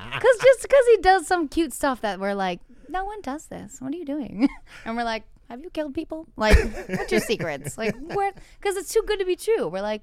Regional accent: New England, United States; That's like me because I'm from New England, slapping a bag of wine with a beanie on and a scarf.

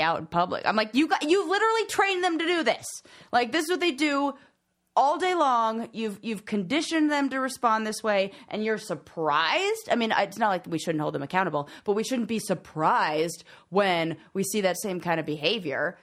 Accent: Los Angeles, California, United States; now in Colorado, United States; somebody who has lived in L A and, like, born and raised in Los Angeles

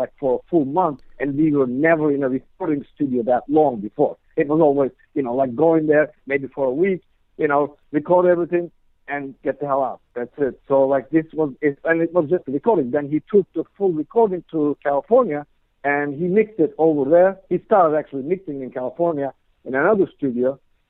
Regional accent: Istanbul, Turkey; moved away as an adult; now in New Jersey, United States; I'm originally from Istanbul, Turkey.

